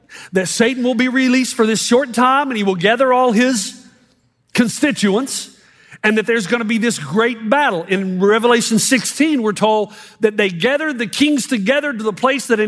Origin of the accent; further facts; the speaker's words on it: United States; moved away; also born or lived in New Zealand; I'm glad I'm American